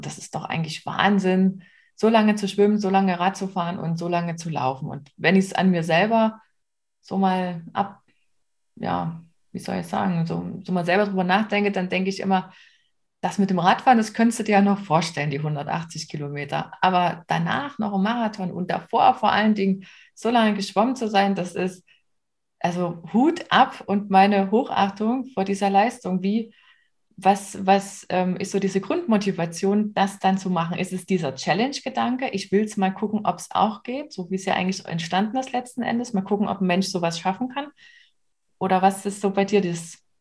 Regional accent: the region around Kamenz/Oberlichtenau, Saxony, Germany; aus der Region, da wo ich herkomme

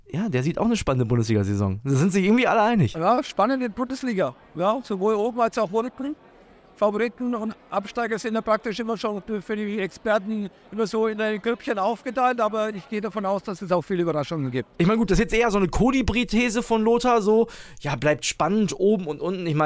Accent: Northern Germany, Germany; kommt ja aus meiner Heimat. Wir sind ja beide Nordlichter.

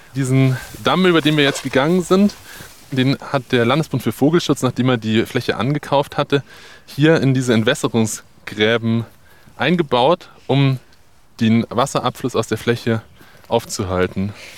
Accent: Bavaria, Germany; bei uns in Bayern

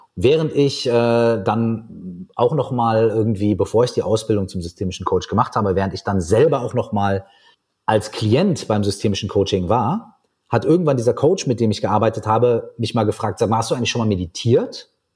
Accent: Minden, North Rhine-Westphalia, Germany; now in Berlin, Germany; bei uns in meiner Heimatstadt Minden in Westfalen

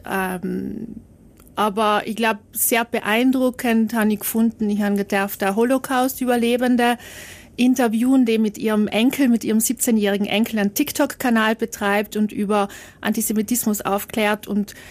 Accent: Trentino-Alto Adige, Italy; die wollten nicht, dass man sagt, na, du als Südtiroler kannst nicht sprechen.

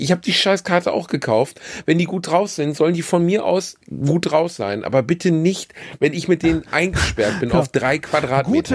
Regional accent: Germany; accent: German; mit meinem schlechten deutschen Dialekt

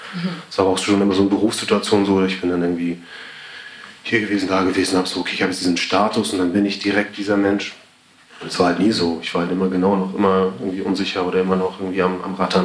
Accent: Elmshorn, Schleswig-Holstein, Germany; moved away; Ich komme halt aus Schleswig-Holstein, bin halt aufgewachsen

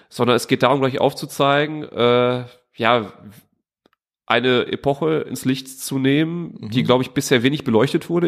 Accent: Duisburg, North Rhine-Westphalia, Germany; von äh, Duisburg-Walsum

